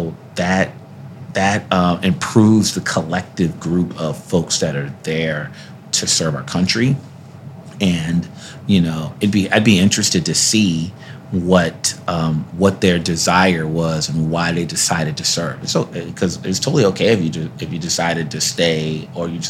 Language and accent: English; New York City, New York, United States; also born or lived in White Plains, New York; I was a wild child growing up in Brooklyn in the Bronx, and then, you know, eventually in Westchester County, right downstate, a place called White Plains, New York